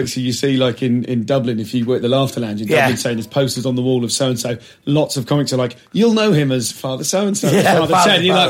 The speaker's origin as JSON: {"language": "English", "region": "South of England", "country": "United Kingdom", "said": "as a Southerner"}